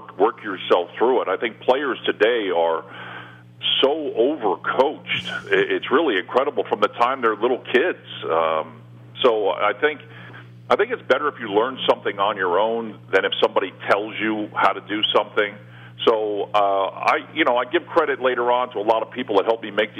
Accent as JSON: {"language": "English", "town": "New York City", "region": "New York", "country": "United States", "tie": "born or raised there", "said": "My whole family's from New York. You know, I was born in Brooklyn"}